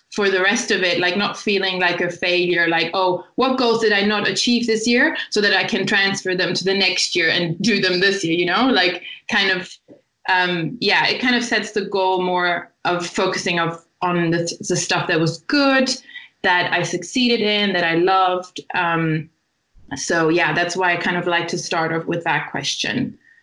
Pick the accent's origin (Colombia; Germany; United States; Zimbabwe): Germany; moved away as an adult; also born or lived in Italy; now in Brighton, United Kingdom; I was born in Italy and um, I have an Italian family, but I grew up in Germany. Um, and I lived in Germany my whole life until about three years ago when I moved to Brighton.